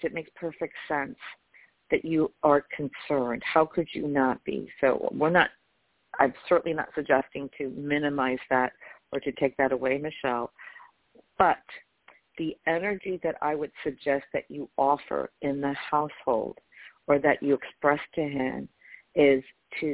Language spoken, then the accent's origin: English; New York, United States; I'm from New York